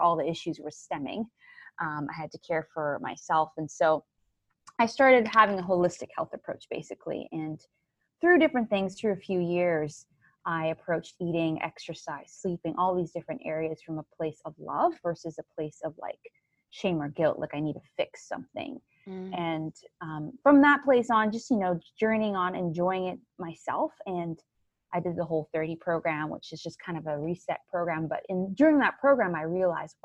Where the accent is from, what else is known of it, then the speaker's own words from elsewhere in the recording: Cayman Islands; moved away as an adult; also born or lived in Tampa, Florida; So I grew up in the Cayman Islands. That's where I'm from. That's where I was born and raised.